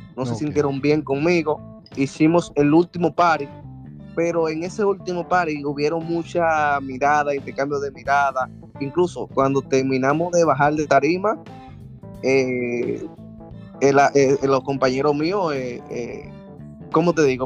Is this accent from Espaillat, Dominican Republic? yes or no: no; Villa Montellano, Puerto Plata, Dominican Republic; moved away as an adult; now in New York, United States; vengo del municipio Villa Montellano, provincia de Puerto Plata, nacido, nacido y criado en Puerto Plata